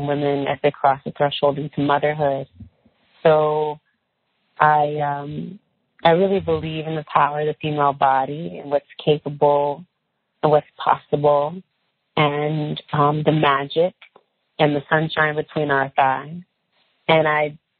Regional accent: California, United States; I'm from California. I'm a woman who was raised surrounded in nature. We grew a lot of things in California

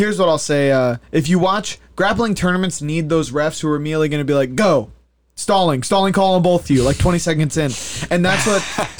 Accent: United States; I'm an American fan. I'm a proud American.

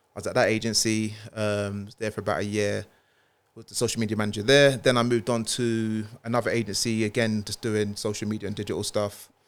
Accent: London, United Kingdom; also born or lived in Walthamstow / Milan; North London, I was born in East, born in Milan, but North London is home for me

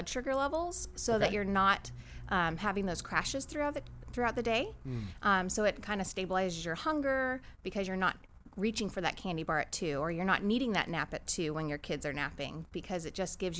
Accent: Claremont, California, United States; also born or lived in San Diego, California; I grew up in Claremont, California.

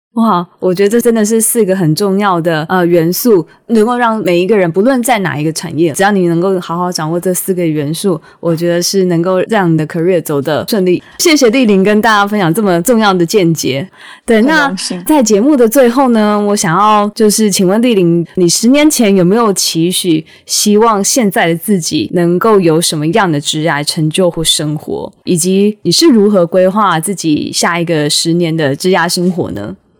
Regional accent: Taiwan; 我们的家乡台湾

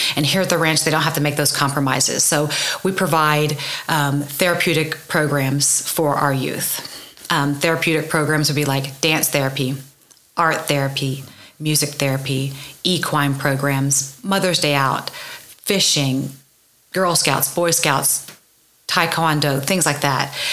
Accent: Oklahoma City, Oklahoma, United States; also born or lived in Norman, Oklahoma / Edmond, Oklahoma; I grew up in Oklahoma City, and then I moved to Norman to go to school for um, high school

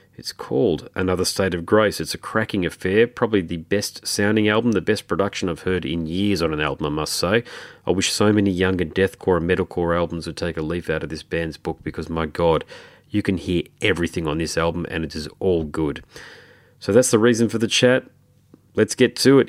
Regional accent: Australia; I'm Australian

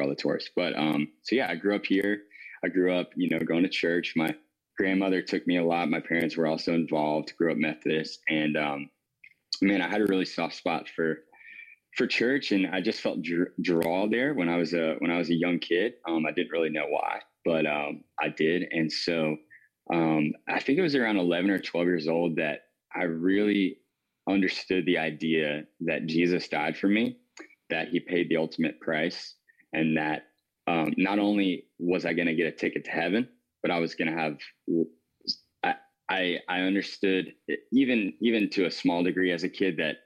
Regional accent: Wanchese, North Carolina, United States; now in Kitty Hawk, United States; I grew up on the East Coast of North Carolina.

